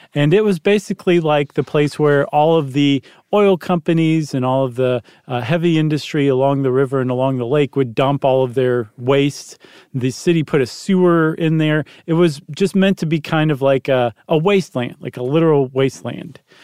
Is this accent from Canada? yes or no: no; Toledo, Ohio, United States; I'm from Toledo.